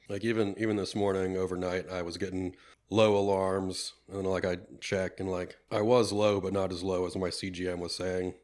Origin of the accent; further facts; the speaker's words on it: Penn Hills, Pennsylvania, United States; I grew up here in the Pittsburgh area, um, from the Penn Hills, uh, area as well